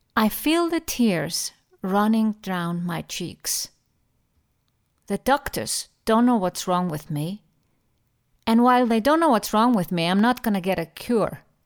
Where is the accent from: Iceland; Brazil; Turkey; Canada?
Iceland; moved away as an adult; also born or lived in Germany / London; now in Switzerland; I appreciate my home country, Iceland, more and more the longer I live abroad